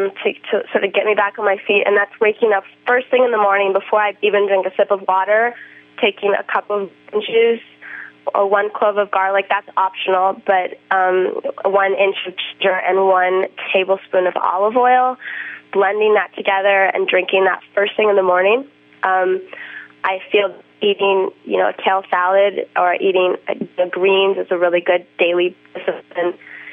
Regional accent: Boulder, Colorado, United States; also born or lived in Hawaii; I grew up in Boulder and Hawaii where I had like the perfect wave and the warm water.

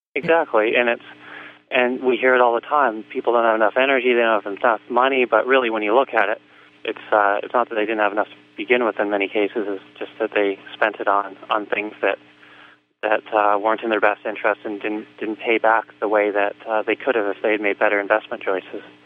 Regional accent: Vancouver, British Columbia, Canada; I grew up in in Canada in Vancouver

